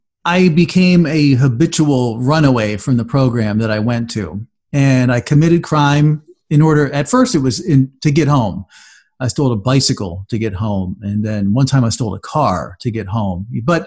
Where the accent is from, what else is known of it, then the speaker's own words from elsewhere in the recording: New York, United States; also born or lived in Florida; Well, I was born in upstate New York, and my parents moved a lot. We moved between New York and Florida, New York and Florida, New York and Florida, you know, quite a few times.